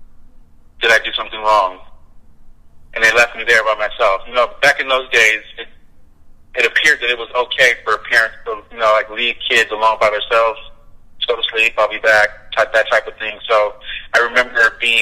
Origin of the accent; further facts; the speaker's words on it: San Jose, California, United States; I'm from California, born and raised in San Jose